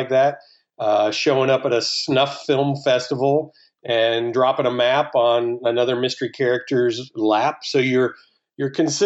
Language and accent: English; the American South, United States; I'm a Southerner, and I, like you, I kind of grew up in this combination